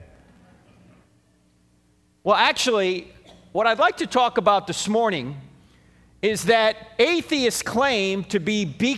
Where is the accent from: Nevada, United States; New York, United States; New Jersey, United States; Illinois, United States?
New Jersey, United States; moved away; I'm originally from New Jersey, all right? So I speak at 150 words a minute with gusts to 350